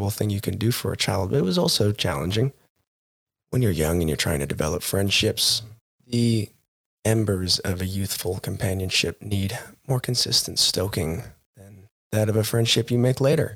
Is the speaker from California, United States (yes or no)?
no; Montana, United States; Growing up in Montana, a very religious town, we had 12 bars and 9 churches